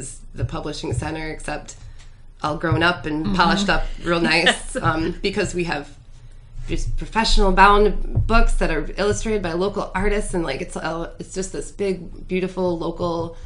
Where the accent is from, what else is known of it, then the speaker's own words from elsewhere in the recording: Grand Rapids, Michigan, United States; I grew up right across the street from Orchard View